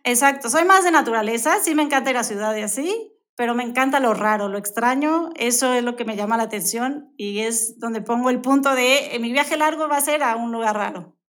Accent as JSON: {"language": "Spanish", "region": "Mexico City", "country": "Mexico", "also_born_or_lived": "Brazil", "moved": "yes", "lives_now": "Querétaro, Mexico", "said": "Yo soy de, la Ciudad de México, pero llevo tantos años, 24 años más o menos aquí en Querétaro, entonces ya me declaro de queretana"}